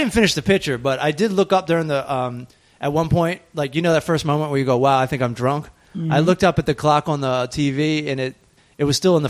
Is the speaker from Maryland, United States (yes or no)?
yes; Maryland, United States; even though I am from Maryland